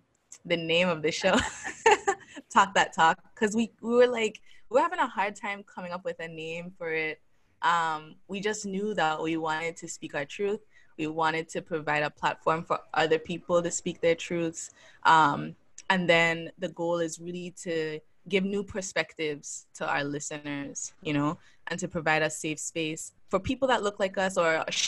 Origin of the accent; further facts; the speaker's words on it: U.S. Virgin Islands; So as you guys know, I am from the Virgin Islands.